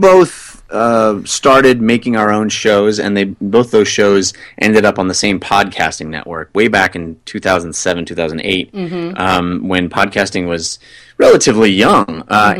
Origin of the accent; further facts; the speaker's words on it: California, United States; Well, I grew up in Northern California where we just said, get on 605, get on get on 90, get on 242. There's no the.